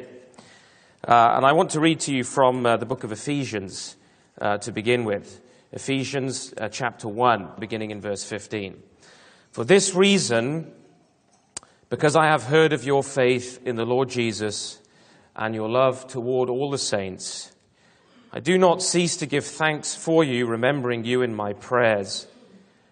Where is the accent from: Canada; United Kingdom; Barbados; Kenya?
United Kingdom; I am British